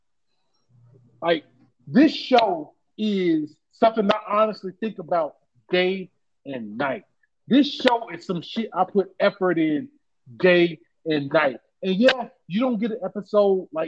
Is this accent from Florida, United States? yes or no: yes; Jacksonville, Florida, United States; I'm still from Lackawanna. I'm still from Jacksonville, Florida